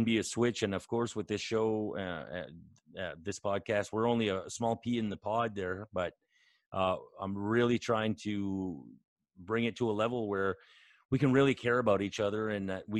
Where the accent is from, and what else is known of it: New Brunswick, Canada; born or raised there